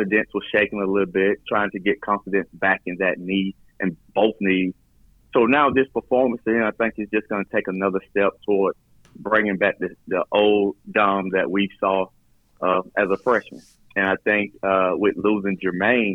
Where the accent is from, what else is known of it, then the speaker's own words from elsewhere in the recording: Middle Georgia, United States; I'm from Middle Georgia.